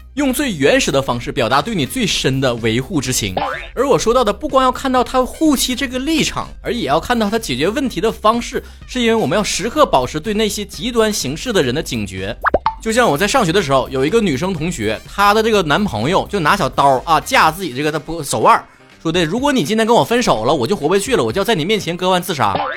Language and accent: Chinese; China; 我深在国内